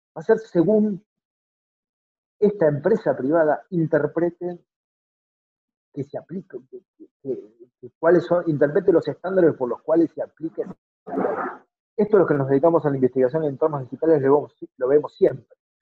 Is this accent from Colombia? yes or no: no; Argentina; todos somos iguales en algún punto, como todos argentinos